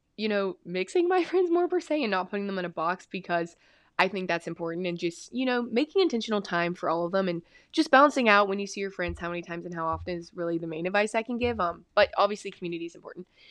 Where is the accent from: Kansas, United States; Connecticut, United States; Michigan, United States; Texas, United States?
Texas, United States; I'm from Texas